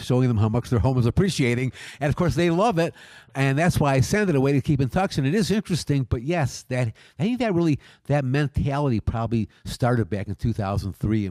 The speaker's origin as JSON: {"language": "English", "town": "Detroit", "region": "Michigan", "country": "United States", "moved": "yes", "lives_now": "Las Vegas, United States", "said": "I come from Detroit, which was it's over 300 years old city"}